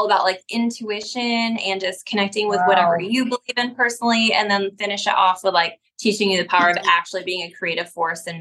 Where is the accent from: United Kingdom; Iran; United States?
United States; upstate New York; now in the South, United States; I'm from New York